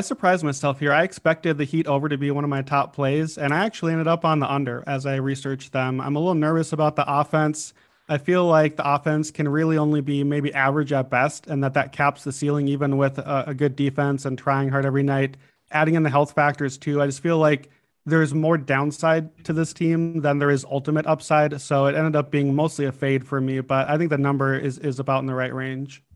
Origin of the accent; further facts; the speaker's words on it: Chicago, Illinois, United States; I'm a Bulls fan. It's my hometown team